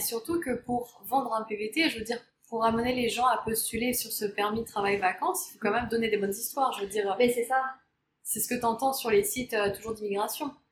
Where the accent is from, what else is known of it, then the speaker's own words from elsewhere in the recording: France; moved away as an adult; on est française